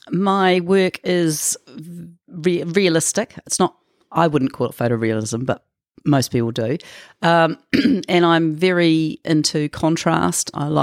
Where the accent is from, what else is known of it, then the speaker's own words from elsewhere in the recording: Auckland, New Zealand; I was born in Auckland to my mum and dad, and they got divorced a year after I was born, and then we were with my stepfather and mother, and we moved all over New Zealand